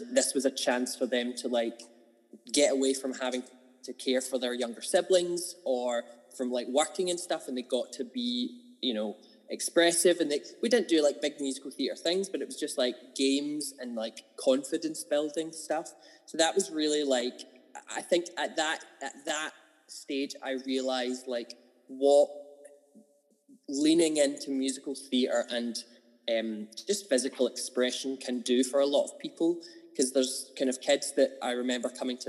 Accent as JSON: {"language": "English", "town": "Kilmarnock", "region": "Scotland", "country": "United Kingdom", "tie": "born or raised there", "also_born_or_lived": "Glasgow", "said": "I'm originally from Kilmarnock. I was born there. Grew up... basically, I moved house when I was like 9 or 10. So at 9-ish, I moved out into the countryside"}